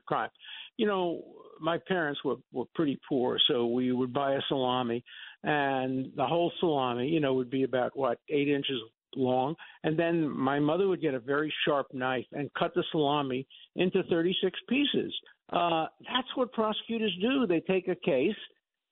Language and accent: English; New York City, New York, United States; I grew up in Borough Park in Brooklyn